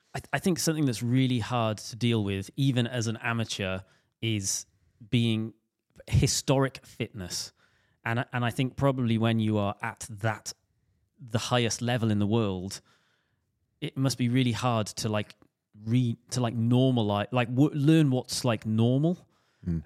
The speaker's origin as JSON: {"language": "English", "area": "Welsh", "region": "Wales", "country": "United Kingdom", "said": "me being Welsh"}